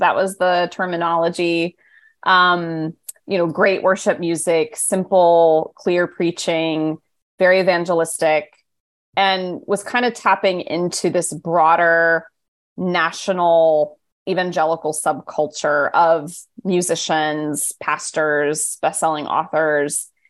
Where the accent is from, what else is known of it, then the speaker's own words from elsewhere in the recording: Midwest, United States; now in New York City, United States; I'm a Midwesterner through and through, that happens to be living in New York City.